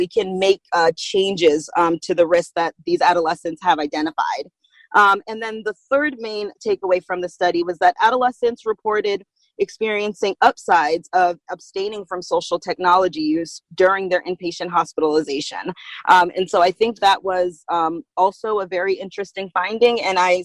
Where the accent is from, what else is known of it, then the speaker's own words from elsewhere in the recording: Springfield, Massachusetts, United States; also born or lived in Boston / Atlanta; So I actually grew up right here in Massachusetts. Springfield is my hometown, born and raised.